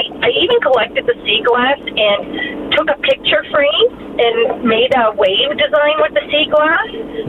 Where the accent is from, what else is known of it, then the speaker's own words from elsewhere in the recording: coastal New Brunswick, Canada; moved away as an adult; Yes. I grew up on the Northumberland Street, so like on coastal New Brunswick.